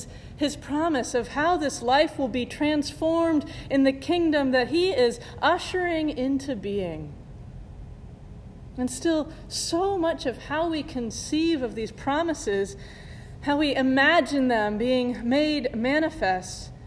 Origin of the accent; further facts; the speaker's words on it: Indiana, United States; moved away; my family and I had flown back to Indiana, to my hometown